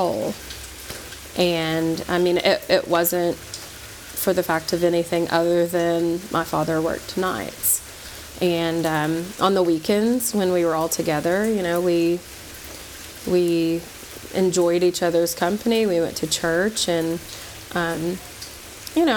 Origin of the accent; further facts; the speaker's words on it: Knoxville, Tennessee, United States; I grew up in Knoxville, Tennessee, where we now reside.